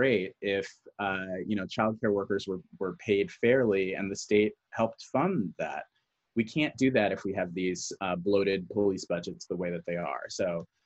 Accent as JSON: {"language": "English", "town": "Newark", "region": "New Jersey", "country": "United States", "tie": "born or raised there", "said": "I grew up in Newark, New Jersey"}